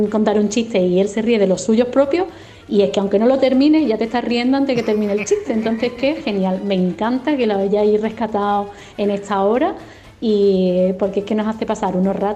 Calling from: Málaga, Andalusia, Spain; de Málaga.

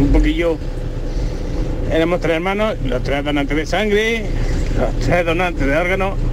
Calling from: Bailén, Andalusia, Spain; de Bailén.

